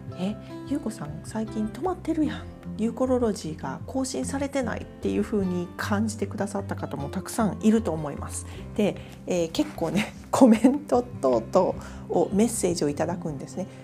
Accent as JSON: {"language": "Japanese", "town": "Kobe", "region": "Hyogo", "country": "Japan", "tie": "born or raised there", "said": "私は神戸で育ったのでヤシの木があるような環境なんてなかったわけです"}